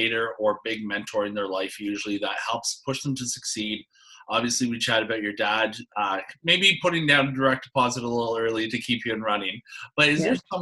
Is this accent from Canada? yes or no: yes; Canada; I'm a Canadian